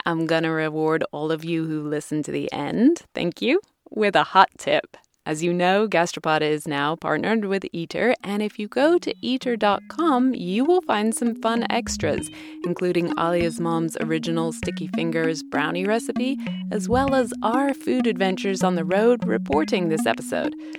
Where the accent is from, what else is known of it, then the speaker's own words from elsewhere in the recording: California, United States; my home state of California